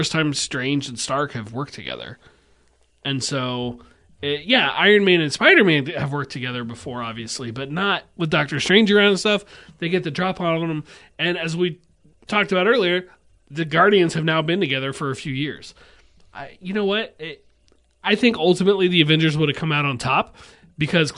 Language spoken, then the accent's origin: English; Missouri, United States; Missouri. Where I'm from